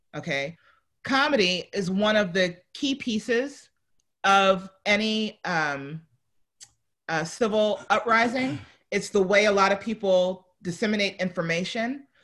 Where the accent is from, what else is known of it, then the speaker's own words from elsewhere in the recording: New York, United States; moved away; I'm from New York.